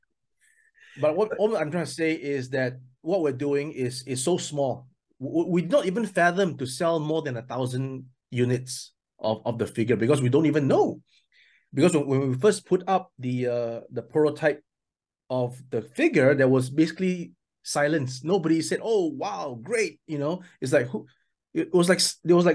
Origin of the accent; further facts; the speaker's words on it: Singapore; also born or lived in mainland China; now in China; I'm from Singapore, but I'm now based in mainland China.